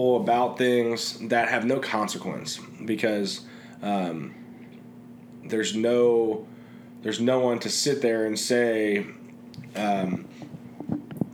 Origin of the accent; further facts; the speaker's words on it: Cincinnati, Ohio, United States; moved away as an adult; also born or lived in Indianapolis, Indiana; I've thoroughly enjoyed growing up in Cincinnati and have very fond memories